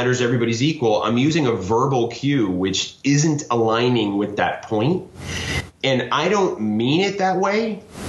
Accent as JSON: {"language": "English", "country": "United States", "said": "I might start as an American"}